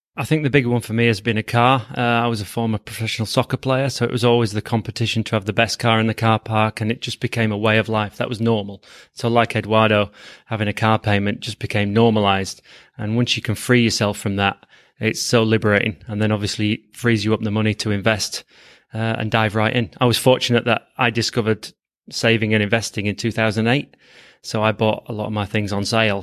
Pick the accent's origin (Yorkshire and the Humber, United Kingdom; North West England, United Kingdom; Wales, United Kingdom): Yorkshire and the Humber, United Kingdom; Leeds; I'm from Leeds, England